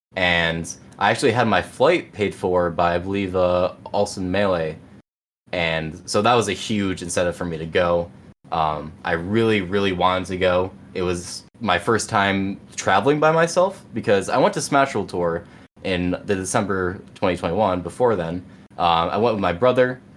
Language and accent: English; Binghamton, New York, United States; I've kind of just been home my whole life in Binghamton